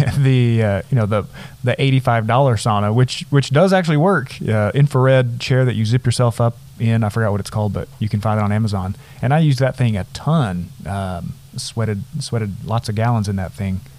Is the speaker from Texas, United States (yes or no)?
yes; Nazareth, Texas, United States; growing up in the Panhandle in a town of a few hundred people